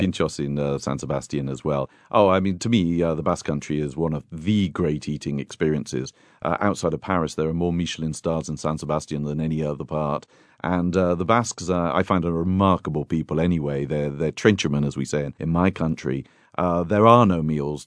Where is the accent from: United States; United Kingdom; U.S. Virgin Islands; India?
United Kingdom; I'm a Brit